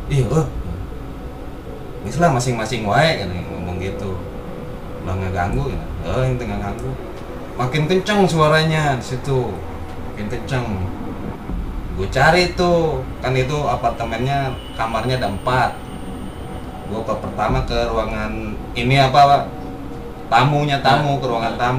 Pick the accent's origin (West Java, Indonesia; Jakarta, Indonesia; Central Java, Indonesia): West Java, Indonesia; Nah yang namanya gue orang Sunda kan, ya.